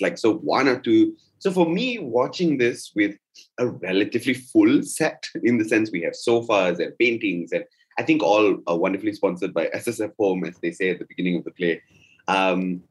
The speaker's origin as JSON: {"language": "English", "country": "Malaysia", "said": "us as a Malaysian audience"}